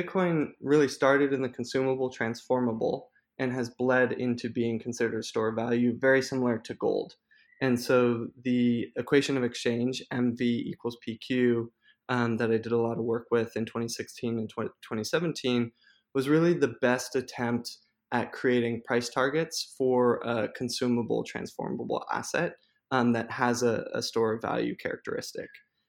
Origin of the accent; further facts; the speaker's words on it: Hawaii, United States; now in New York, United States; Some people know this, but I grew up on Hawaii, and so I did retreat to the islands for a little bit, and I'm back in New York at the moment.